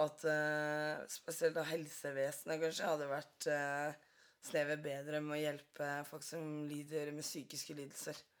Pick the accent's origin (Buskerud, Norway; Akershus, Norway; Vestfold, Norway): Buskerud, Norway; Drammen; Jeg er fra Drammen